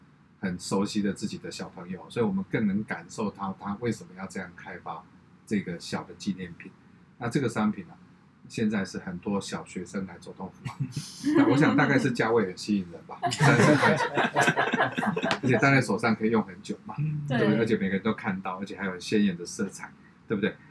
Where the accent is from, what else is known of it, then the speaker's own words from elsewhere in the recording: Taiwan; 因为我看完以后我很骄傲，我要告诉人家我是台湾人。